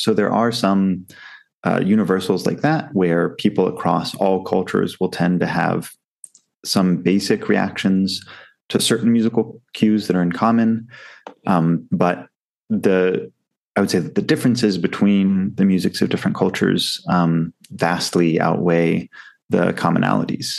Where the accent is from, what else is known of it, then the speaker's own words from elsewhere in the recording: United States; now in Southeast Asia; being an American myself